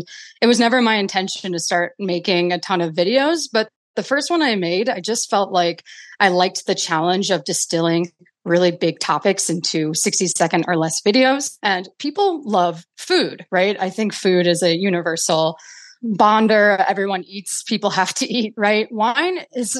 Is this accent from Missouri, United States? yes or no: no; Milwaukee, Wisconsin, United States; I grew up in Milwaukee, Wisconsin